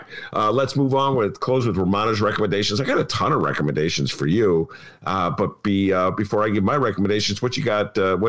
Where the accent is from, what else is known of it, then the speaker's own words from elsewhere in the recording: Evanston, Illinois, United States; now in Chicago, United States; as somebody who went to high school in Evanston, has lived in Chicago since 1981.